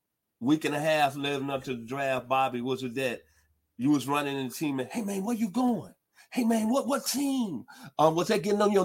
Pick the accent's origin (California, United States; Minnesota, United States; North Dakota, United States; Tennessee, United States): Tennessee, United States; Memphis; back in my hometown, the 901